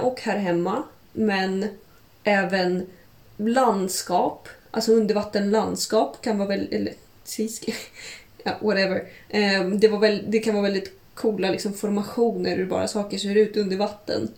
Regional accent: Kaliningrad, Kaliningrad Oblast, Russia; now in Stockholm, Sweden; Kaliningrad, där jag kommer ifrån som jag brukar åka till varje sommar

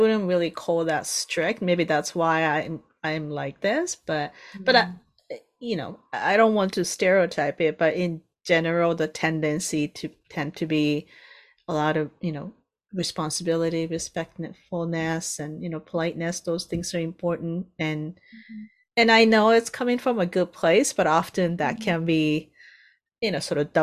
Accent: Japan; now in Canada; I'm from Japan, but I don't live here. I live in Canada.

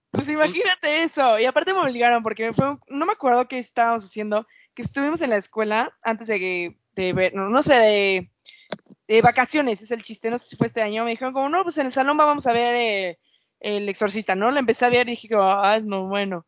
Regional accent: Mexico

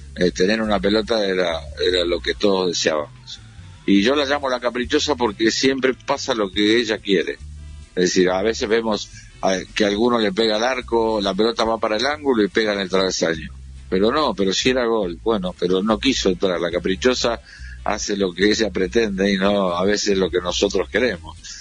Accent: Victoria, Buenos Aires Province, Argentina; also born or lived in San Isidro; yo nací en Victoria

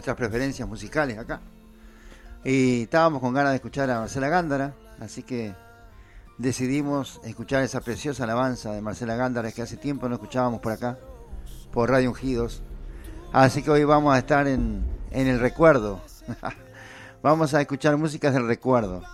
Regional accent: Uruguay; nosotros somos uruguayos

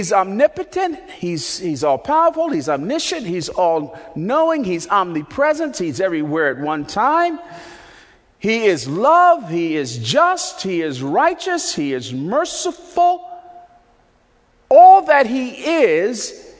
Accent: Newark, New Jersey, United States; when I was a little boy and growing up in Newark, New Jersey

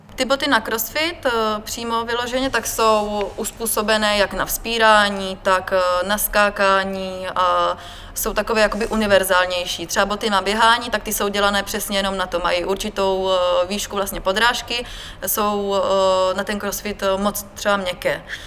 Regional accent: Brno, South Moravian Region, Czechia; Narodila jsem se v Brně

